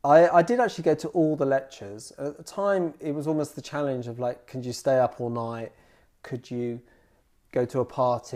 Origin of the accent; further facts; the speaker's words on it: Dunstable, East of England, United Kingdom; also born or lived in Luton; I was born in Luton, but I grew up in the adjacent town to Luton, which is called Dunstable.